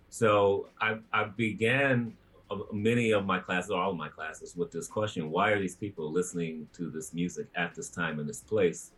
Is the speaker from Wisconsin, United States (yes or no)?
no; Chicago, Illinois, United States; moved away as an adult; I was born in Chicago and raised in the greater Chicagoland area